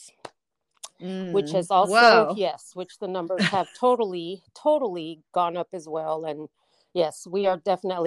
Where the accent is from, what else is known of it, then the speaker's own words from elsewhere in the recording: Hidalgo, Texas, United States; also born or lived in Fort Wayne, Indiana; I'm from Fort Wayne, Indiana. I was born there, but grew up in Texas